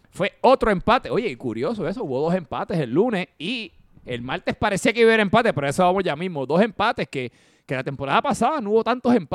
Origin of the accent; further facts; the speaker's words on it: Uruguay; como yo soy de Uruguay, voy a decir que fue una leche porque fue un mal, un mal despeje de mi portero